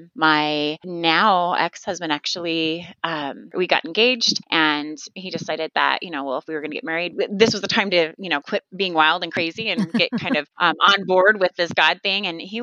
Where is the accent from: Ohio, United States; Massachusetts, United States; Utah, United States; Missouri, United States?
Utah, United States; Sandy; moved away as an adult; also born or lived in Idaho / North Dakota; I was born in Sandy. I mean, that's just a suburb of Salt Lake, and lived here for the first part of my life growing up in little Sandy, Utah